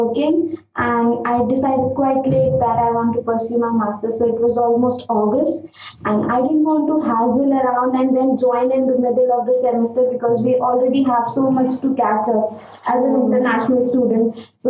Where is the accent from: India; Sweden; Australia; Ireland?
India; moved away as an adult; now in Newcastle upon Tyne, United Kingdom; I'm studying Masters in Business and Financial Management with Advanced Practice, and I'm from India.